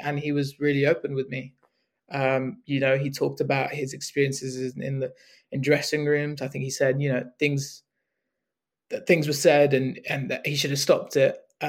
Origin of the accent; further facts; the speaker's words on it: United Kingdom; So you know, I'm a British Asian, and naturally, growing up, when I was following cricket in the UK